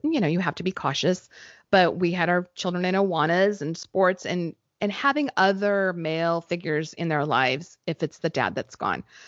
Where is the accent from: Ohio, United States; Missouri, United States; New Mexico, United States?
New Mexico, United States; moved away; where I grew up in New Mexico